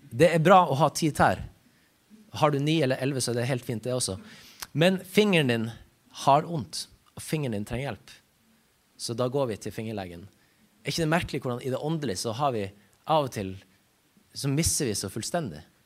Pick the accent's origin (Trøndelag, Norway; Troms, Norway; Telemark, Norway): Troms, Norway; Ramfjorden; jeg kommer ifra Ramfjorden.